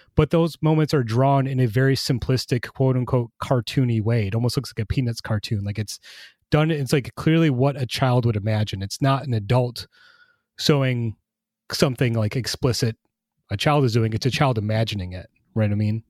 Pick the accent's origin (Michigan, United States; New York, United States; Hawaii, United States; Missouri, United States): Michigan, United States; Traverse City; my hometown of Traverse City, Michigan